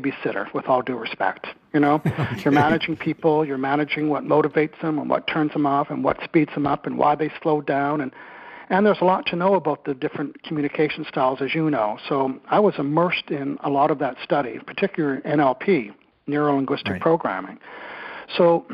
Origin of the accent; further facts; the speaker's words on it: Eastern Canada, New Brunswick, Canada; moved away as an adult; also born or lived in Victoria, British Columbia; I'm originally from Eastern Canada in New Brunswick